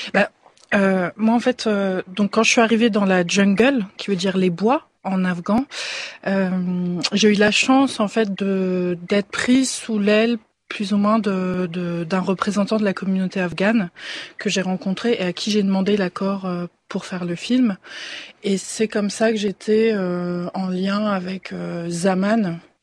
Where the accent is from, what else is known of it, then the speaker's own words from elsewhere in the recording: northern France, France; je suis originaire du nord de la France